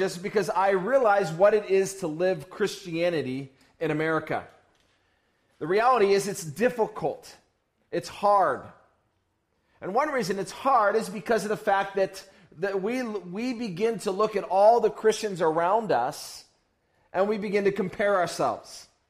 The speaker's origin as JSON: {"language": "English", "country": "Uganda", "said": "I'm from Uganda"}